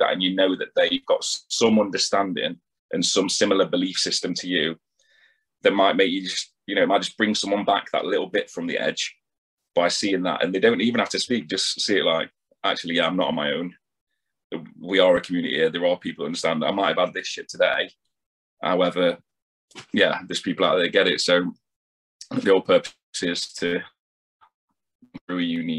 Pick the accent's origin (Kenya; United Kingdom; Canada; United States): United Kingdom; Nottingham, East Midlands; I'm from Nottingham Way